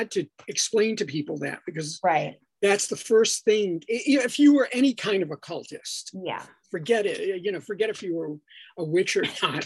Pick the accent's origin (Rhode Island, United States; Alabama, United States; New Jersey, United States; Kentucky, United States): Rhode Island, United States; Providence; I'm originally from Providence, Rhode Island.